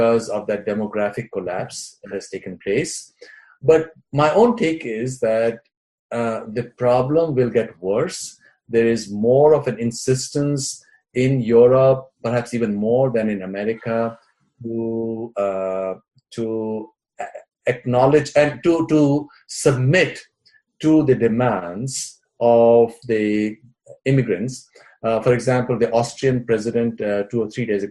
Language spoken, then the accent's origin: English; Jammu and Kashmir, India; we were growing up in Kashmir